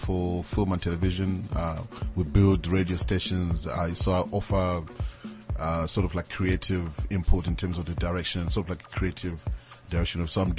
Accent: South Africa

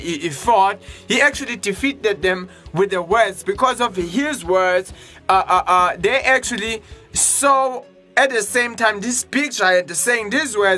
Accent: Johannesburg, Gauteng, South Africa; I'm from Johannesburg

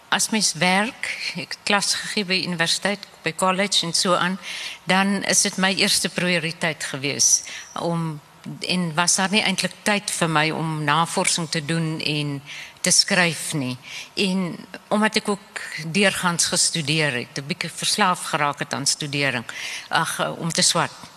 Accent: Namibia; accent: Namibian Afrikaans; moved away; ek is in Namibië gebore. Ons praat 'n bietjie 'n ander Afrikaans.

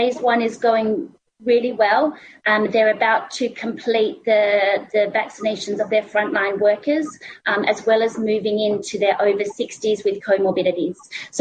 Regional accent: Australia; accent: Australian; I'm actually from Australia, so I kind of pronounce it with the Australian accent

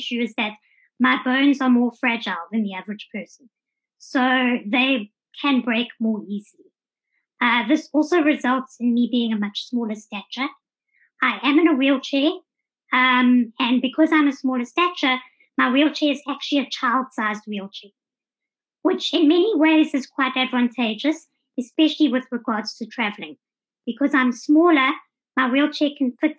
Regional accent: Johannesburg, Gauteng, South Africa; moved away as an adult; also born or lived in Durban; now in Cape Town, South Africa; I was born in Durban, spent most of my life living in Johannesburg

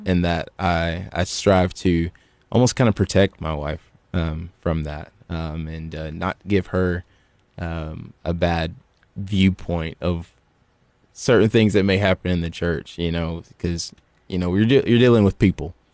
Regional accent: Gallatin, Tennessee, United States; also born or lived in Cookeville, Tennessee; originally, um, I'm from Gallatin, Tennessee

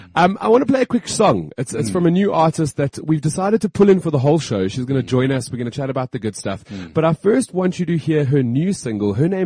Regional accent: South Africa; We get to have a little bit of downtime and celebrate being South African, and that is what the show is about today.

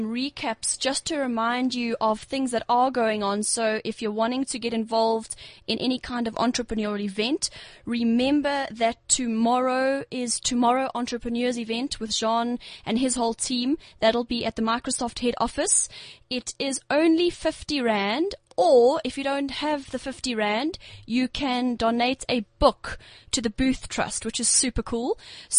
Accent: Durban, KwaZulu-Natal, South Africa; we're both from Derbs

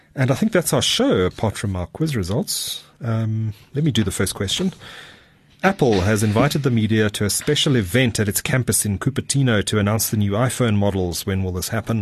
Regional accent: Durban, KwaZulu-Natal, South Africa; my hometown, Durban. Durban by the sea.

